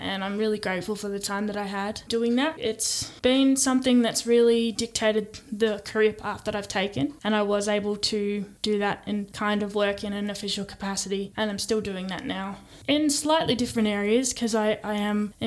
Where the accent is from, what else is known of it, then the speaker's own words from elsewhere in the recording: Stawell, Victoria, Australia; moved away as an adult; also born or lived in East Melbourne, Victoria; when I was growing up there